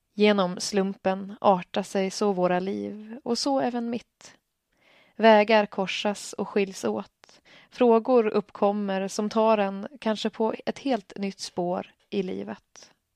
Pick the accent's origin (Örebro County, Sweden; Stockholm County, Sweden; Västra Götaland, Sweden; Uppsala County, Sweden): Stockholm County, Sweden; Stockholm; moved away as an adult; now in Örnsköldsvik, Sweden; Jag kommer från Stockholm, där jag vuxit upp och studerat och bor sedan tvåtusendsexton i Örnsköldsvik